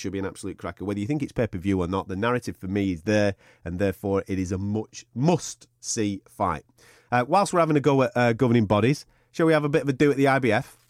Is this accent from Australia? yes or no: no; England, United Kingdom; I was born in England